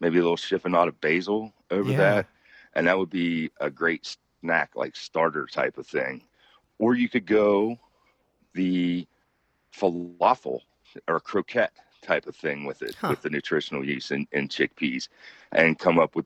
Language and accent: English; West Virginia, United States; I was born and raised in West Virginia. I grew up about 2 hours from there.